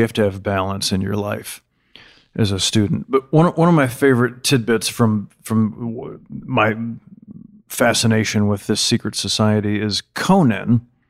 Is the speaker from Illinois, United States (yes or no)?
yes; Illinois, United States; I love secret societies, and I grew up in Illinois, and like, it was a big deal that I even got to go to a state school, University of Illinois.